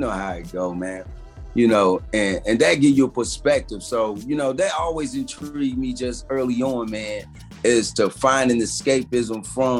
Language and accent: English; Fort Knox, Kentucky, United States; born there; Man, I was born in an army base called Fort Knox, man, in Kentucky.